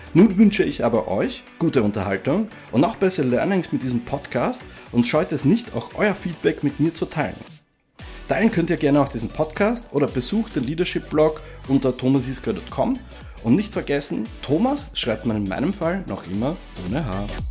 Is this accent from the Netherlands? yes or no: no; Austria; also born or lived in Czechoslovakia; Zur Welt gekommen in der damaligen sozialistischen Tschechoslowakei, aufgewachsen in Österreich